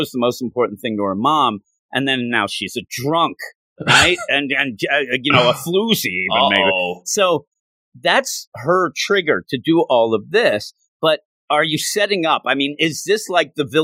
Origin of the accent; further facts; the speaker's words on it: United States; I am American